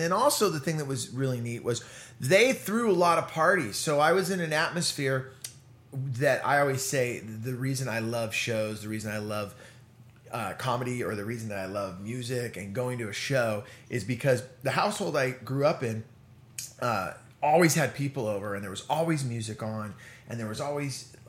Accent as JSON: {"language": "English", "town": "San Jose", "region": "California", "country": "United States", "tie": "born or raised there", "said": "And for me, I was growing up in the Bay Area."}